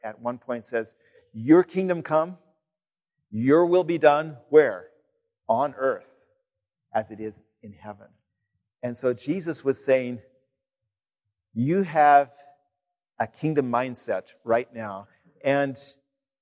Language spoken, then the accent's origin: English; Kansas, United States; moved away; my home state of Kansas